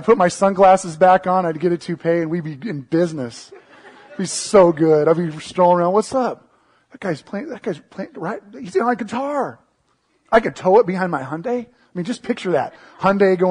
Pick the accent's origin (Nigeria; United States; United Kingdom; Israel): United States; Seattle, Washington; I grew up in the Seattle area